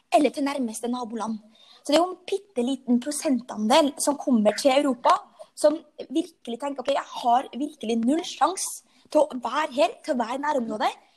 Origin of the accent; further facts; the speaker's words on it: Frei, Møre og Romsdal, Norway; moved away as an adult; also born or lived in Oslo; now in Lillestrøm, Norway; jeg kommer fra Frei, en liten øy på Nordmøre med 5000 innbyggere